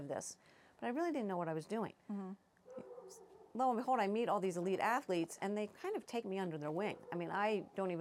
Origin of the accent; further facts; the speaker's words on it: East Coast, United States; moved away as an adult; now in Colorado, United States; I grew up on the East Coast